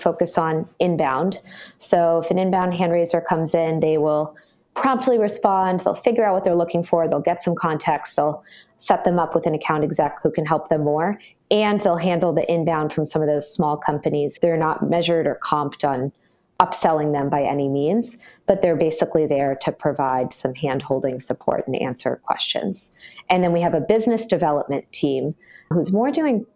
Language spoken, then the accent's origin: English; Brookline, Massachusetts, United States; moved away as an adult; also born or lived in Philadelphia, Pennsylvania; now in San Francisco Bay Area, United States; I'm from Boston originally, a town called Brookline